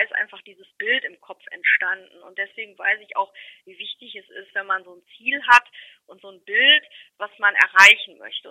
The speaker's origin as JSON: {"language": "German", "town": "Remscheid", "region": "North Rhine-Westphalia", "country": "Germany", "tie": "born or raised there", "said": "ich bin in Remscheid geboren und lebe in Remscheid immer noch"}